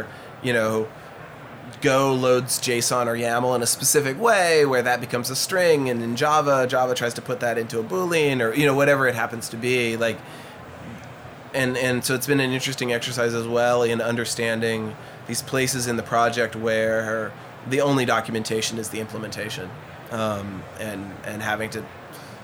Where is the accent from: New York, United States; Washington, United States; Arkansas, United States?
Washington, United States; Seattle; my hometown, you know, I'm a native Seattleite, born and bred